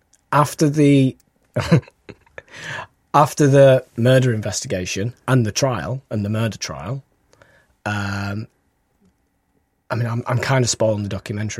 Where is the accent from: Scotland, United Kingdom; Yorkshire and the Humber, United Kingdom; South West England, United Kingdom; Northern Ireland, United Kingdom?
Yorkshire and the Humber, United Kingdom; Pudsey; It's about my hometown.